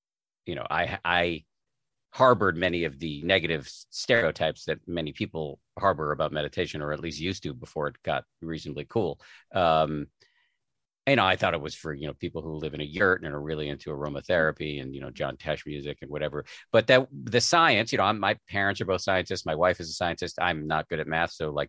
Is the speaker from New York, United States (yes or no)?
no; Massachusetts, United States; because I was raised in the People's Republic of Massachusetts.